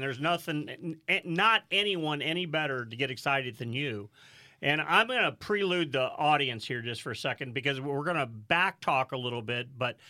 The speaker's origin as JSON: {"language": "English", "town": "St. Louis", "region": "Missouri", "country": "United States", "moved": "yes", "lives_now": "Charlotte, United States"}